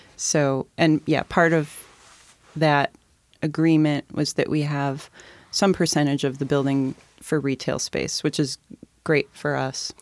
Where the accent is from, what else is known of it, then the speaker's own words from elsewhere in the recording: University Place, Washington, United States; I grew up in University Place